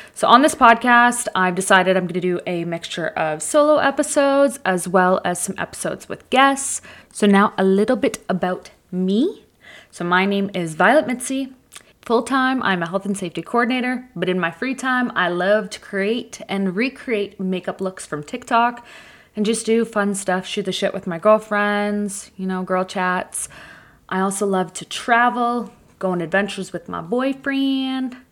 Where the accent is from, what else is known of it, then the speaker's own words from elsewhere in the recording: Toronto, Ontario, Canada; I was born in Toronto and grew up just north of Toronto.